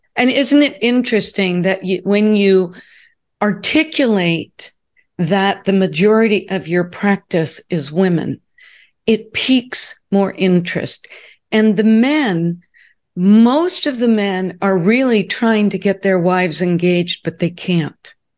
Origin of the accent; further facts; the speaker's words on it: Southern California, United States; moved away as an adult; also born or lived in Newport Beach, California / Connecticut; I grew up in Southern California, built my business in Newport Beach, California, and when I became a national training officer, I had to move to Connecticut.